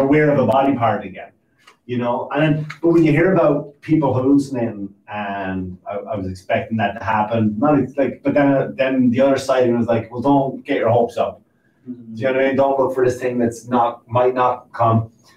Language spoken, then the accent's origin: English; Ireland; now in United States; I'm from I'm from Ireland